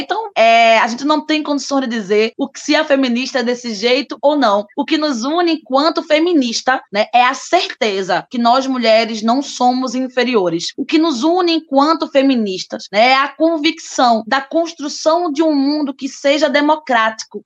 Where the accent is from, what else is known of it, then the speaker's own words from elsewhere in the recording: Recife, Pernambuco, Brazil; sou recifense